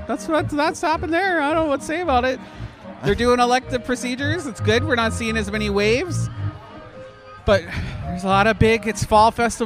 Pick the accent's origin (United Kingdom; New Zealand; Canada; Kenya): Canada; now in Florida, United States; I'm too Canadian